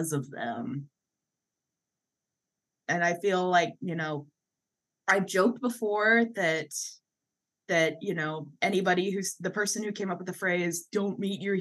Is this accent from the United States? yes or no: yes; Washington, United States; I'm from Washington